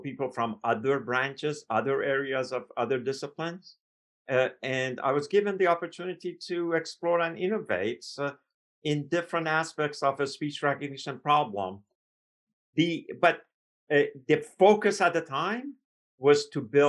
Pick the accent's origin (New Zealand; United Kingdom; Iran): Iran; moved away as an adult; now in United States; I came from Iran, so I was a foreign student.